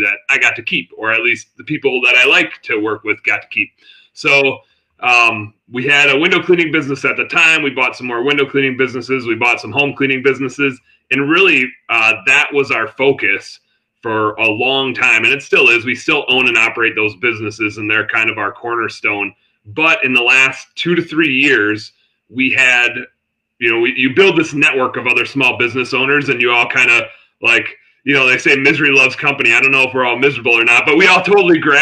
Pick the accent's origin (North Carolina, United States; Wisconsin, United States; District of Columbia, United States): Wisconsin, United States; I'm from Wisconsin